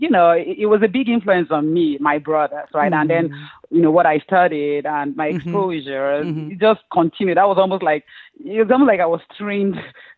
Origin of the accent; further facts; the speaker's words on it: Enugu State, Nigeria; first language Igbo; English is a second language; moved away; I was born in Enugu State in Nigeria, and that was where I grew up